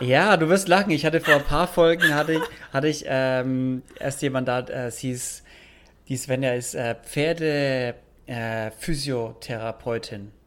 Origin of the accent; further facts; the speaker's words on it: Bavaria, Germany; moved away as an adult; also born or lived in Nuremberg; now in São Paulo, Brazil; da, wo ich herkomme aus Bayern